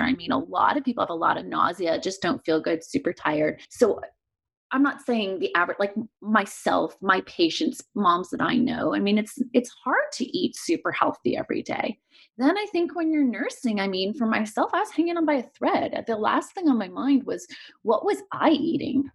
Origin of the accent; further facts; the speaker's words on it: Montreal, Quebec, Canada; moved away as an adult; now in Los Angeles, United States; I grew up in Montreal and moved here for residency.